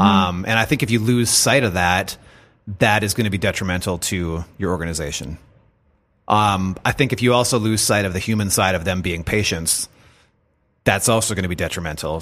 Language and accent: English; United States; us as American citizens